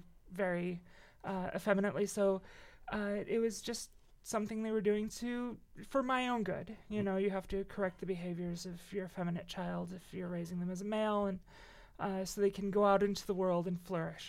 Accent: Cedar Lake, Indiana, United States; also born or lived in Crown Point, Indiana; Cedar Lake, Crown Point.

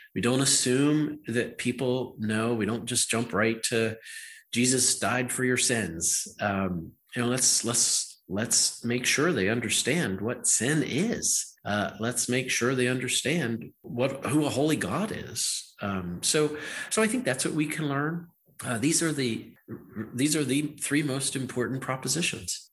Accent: Western Pennsylvania, United States; accent: Western Pennsylvania; So I grew up in Western Pennsylvania. Wow. I speak I speak with the uh, Western Pennsylvania accent.

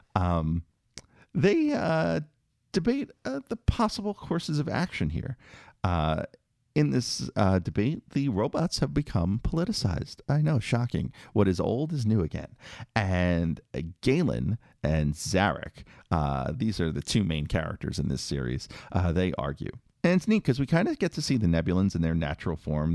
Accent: New York City, New York, United States; growing up in Queens

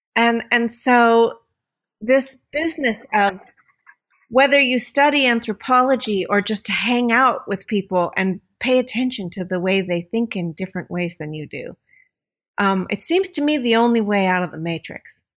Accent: United States; moved away as an adult; I grew up as an American kid

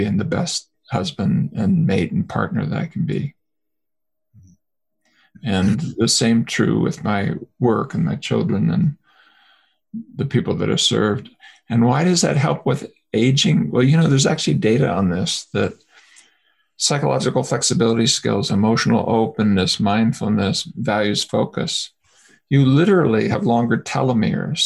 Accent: United States; being American

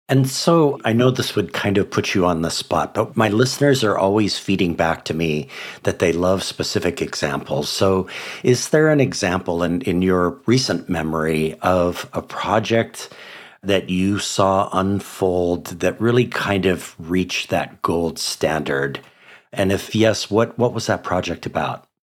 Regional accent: Hawaii, United States; five public schools in my home state of Hawaii

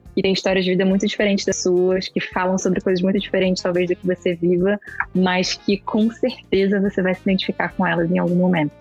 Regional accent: Rio de Janeiro, Brazil; moved away as an adult; now in São Paulo, Brazil; Eu sou do Rio

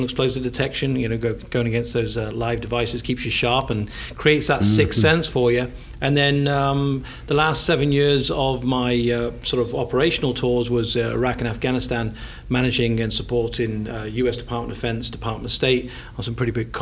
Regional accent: England, United Kingdom; accent: English; now in Anniston, United States; my fine English accent

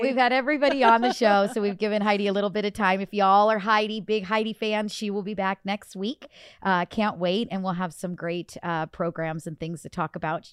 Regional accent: Illinois, United States; moved away; I am from Illinois.

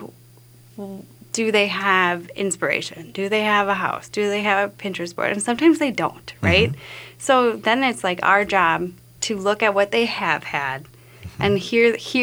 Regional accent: Wisconsin, United States; I'm from the Midwest, too

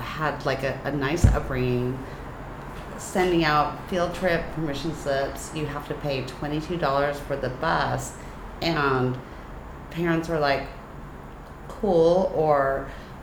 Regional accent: San Francisco, California, United States; I'm from San Francisco

